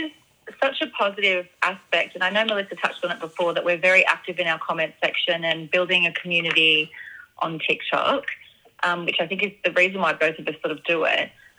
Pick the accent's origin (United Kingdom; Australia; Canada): Australia; They knew that I was from Australia.